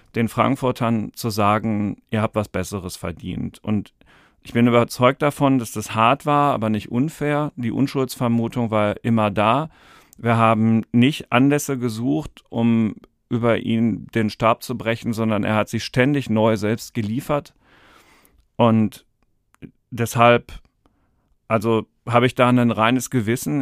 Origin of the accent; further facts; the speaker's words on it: Dortmund, North Rhine-Westphalia, Germany; ich komme aus Dortmund